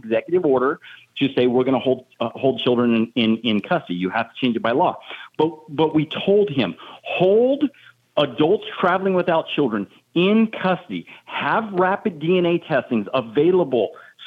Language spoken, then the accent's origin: English; Arizona, United States; My home state of Arizona